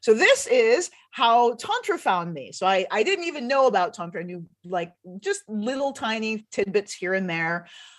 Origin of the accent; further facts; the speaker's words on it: Detroit, Michigan, United States; also born or lived in Washington, D.C.; So I was born in Washington, D.C., and my family moved all over the United States. And so I ended up in Detroit when I was around 12, Detroit, Michigan. And then, so I spent my adolescence there and then my early adulthood.